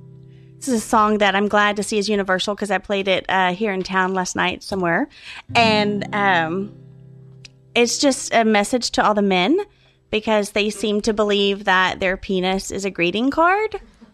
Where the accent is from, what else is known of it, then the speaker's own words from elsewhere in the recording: Texas, United States; I came from Texas.